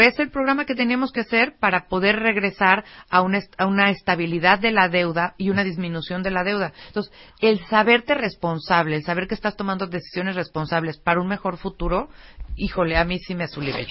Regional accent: Mexico; como mexicanos nos tenemos que sentir bien orgullosos

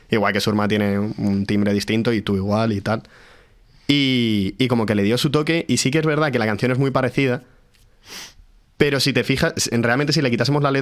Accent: Madrid, Community of Madrid, Spain; porque los que somos de Madrid, pues tampoco los valoramos

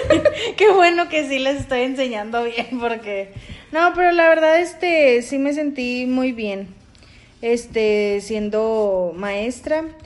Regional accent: Monterrey, Nuevo León, Mexico; yo soy regia, regia desde la tierra

